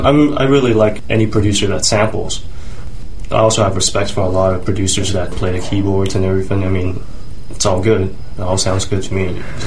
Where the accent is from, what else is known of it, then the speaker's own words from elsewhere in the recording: Toronto, Ontario, Canada; moved away as an adult; now in Vancouver, Canada; I'm actually originally from Toronto, but I moved out here. Been here for like 3 years now.